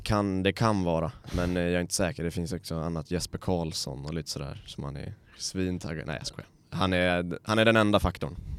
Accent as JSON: {"language": "Swedish", "country": "Sweden"}